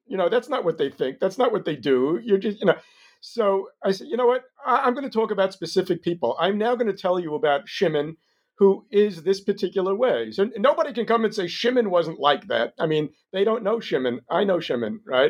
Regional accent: New York, United States; moved away as an adult; now in Israel; I grew up in New York

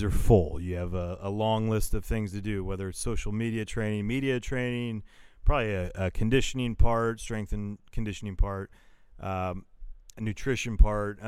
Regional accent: Northern California, United States; I'm from Northern California.

